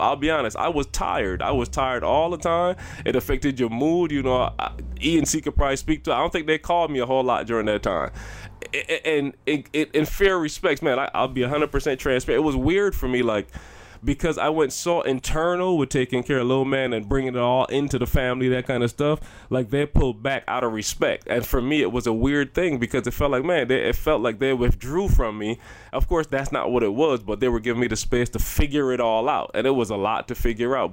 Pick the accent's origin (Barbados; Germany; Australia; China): Barbados; I'm growing up in Barbados and our culture is, like, for real